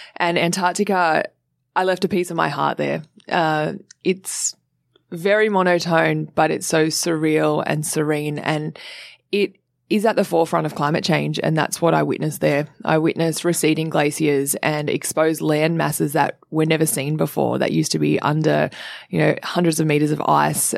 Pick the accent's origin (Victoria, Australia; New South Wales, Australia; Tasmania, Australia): New South Wales, Australia; Sydney; I grew up in Sydney in Cronulla